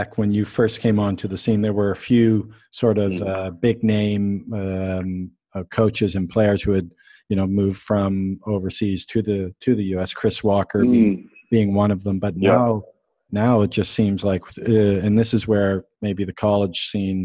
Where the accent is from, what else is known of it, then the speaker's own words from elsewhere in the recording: Canada; I'm Canadian